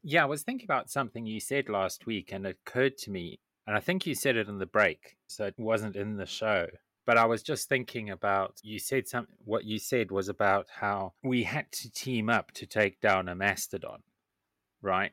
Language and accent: English; Zimbabwe; I grew up in Zimbabwe